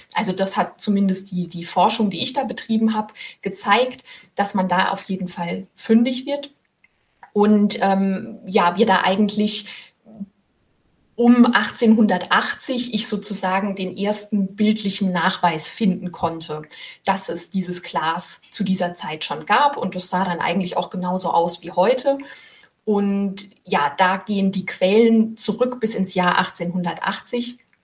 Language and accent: German; Rhineland-Palatinate, Germany; moved away as an adult; now in Rheinhessen, Germany; jetzt bin ich selbst Pfälzerin